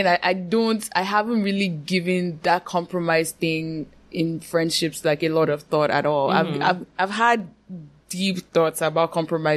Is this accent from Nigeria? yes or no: yes; Nigeria; as a Nigerian woman